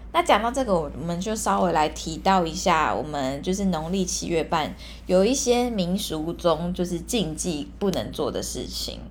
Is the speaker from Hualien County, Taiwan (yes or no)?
yes; Hualien, Hualien County, Taiwan; 因为我是花莲人嘛，然后我有在那个花莲社团里面